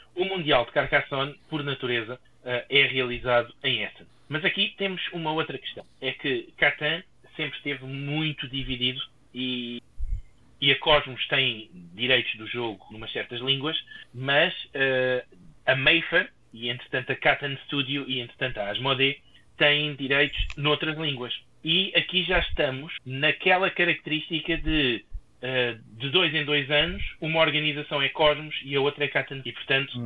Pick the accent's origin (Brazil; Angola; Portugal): Portugal